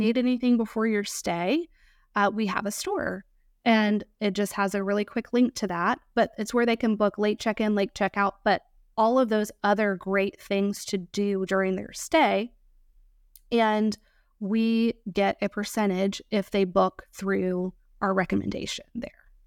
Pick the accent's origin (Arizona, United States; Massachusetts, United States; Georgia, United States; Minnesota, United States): Georgia, United States; moved away; also born or lived in Virginia Beach, Virginia / Chesapeake, Virginia; I grew up in Georgia